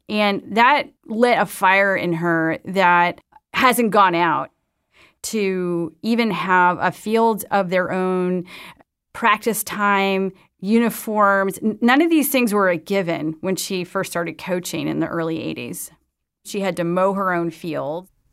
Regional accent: Madison, Wisconsin, United States; When I was growing up in Madison, Wisconsin

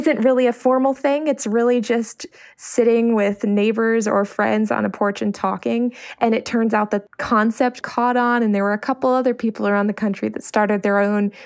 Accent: Silver Spring, Maryland, United States; Our neighborhood culture, where I grew up in Silver Spring, was very community-oriented

